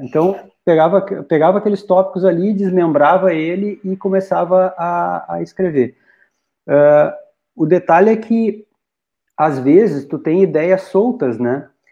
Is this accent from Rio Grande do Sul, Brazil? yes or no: yes; Rolante, Rio Grande do Sul, Brazil; moved away as an adult; now in Dois Irmãos, Brazil; Os, ambos naturais de Rolante, eu sou natural de Rolante, Morei em Rolante até bem pouco tempo atrás